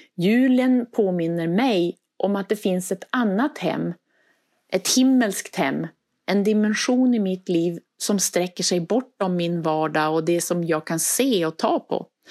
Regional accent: Västerbotten County, Sweden; now in Skåne, Sweden; Och ni hör ju på min dialekt, jag är inte uppvuxen i Skåne. Och för mig så tog det tid att ta in traditioner och känna att det här är mitt hem nu. Ibland när någon frågade om var jag skulle fira jul, då sa jag hemma. Och så menade jag i Västerbotten. Jag kunde sakna traditioner som vi hade då jag växte upp

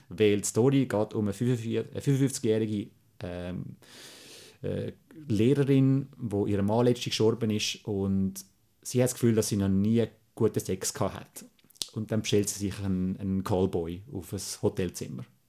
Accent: Switzerland; als Schweizer

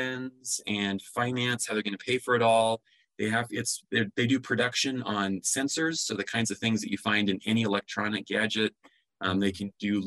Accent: American Falls, Idaho, United States; I'm a native of Idaho. Grew up in American Falls

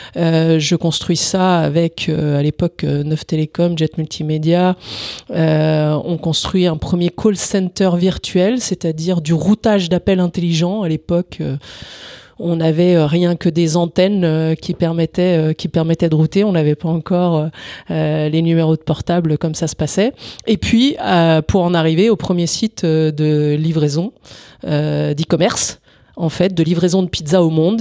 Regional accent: Italy; moved away; Je suis né en Italie, donc euh, avec un père euh, italien et entrepreneur

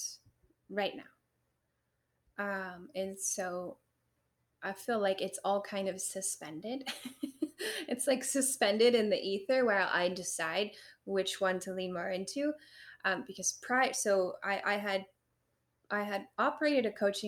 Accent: Loveland, Ohio, United States; also born or lived in Milford; I went to school in Milford. Okay. And I grew up in Loveland

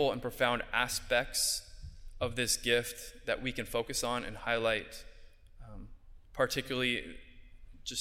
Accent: Southern California, United States; moved away as an adult; now in Bronx, New York, United States; I'm from Southern California

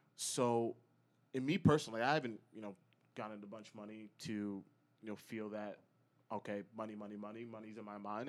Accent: United States; now in Chicago, United States; So I'm from Connecticut, New York area originally

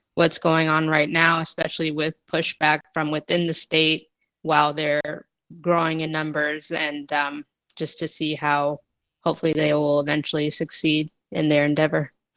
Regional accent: Massachusetts, United States; also born or lived in Texas; I was actually born in Texas, but I grew up in Massachusetts.

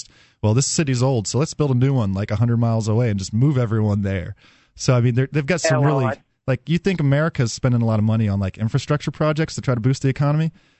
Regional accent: the South, United States; It kind of gets to me because I'm from the South

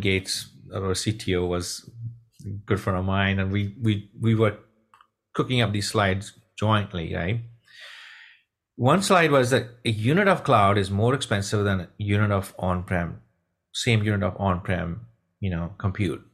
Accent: Punjab, India; moved away; also born or lived in Texas; I'm from Punjab, India.

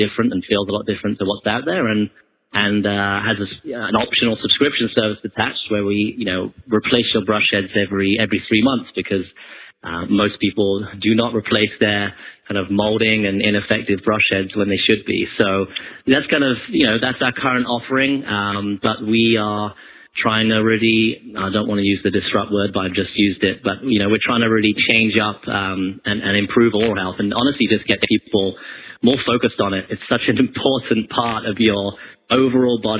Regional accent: United Kingdom; as a Brit

